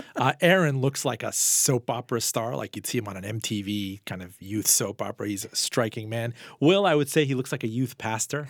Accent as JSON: {"language": "English", "town": "Miami", "region": "Florida", "country": "United States", "tie": "born or raised there", "said": "my hometown in Miami"}